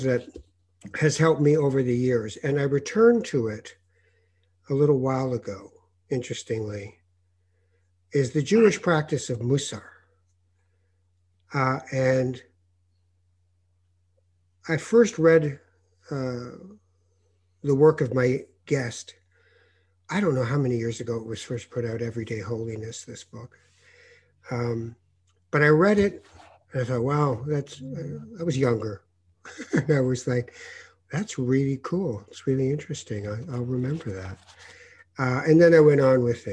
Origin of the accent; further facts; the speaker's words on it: Canada; the last 4 years in America that I've noticed as a Canadian